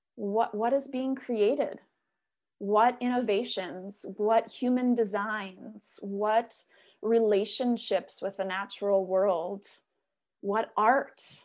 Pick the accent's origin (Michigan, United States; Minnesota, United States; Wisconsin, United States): Minnesota, United States; now in Oregon, United States; coming from Minnesota, growing up in Minnesota